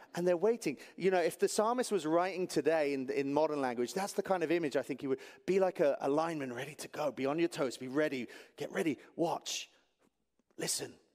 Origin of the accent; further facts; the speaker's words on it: England, United Kingdom; moved away; I'm from England.